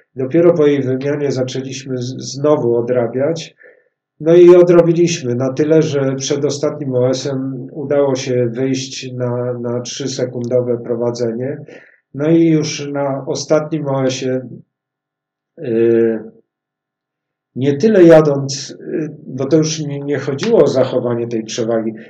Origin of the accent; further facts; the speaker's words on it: Warsaw, Masovian Voivodeship, Poland; jesteśmy warszawiakami, tu się urodziliśmy z Pawłem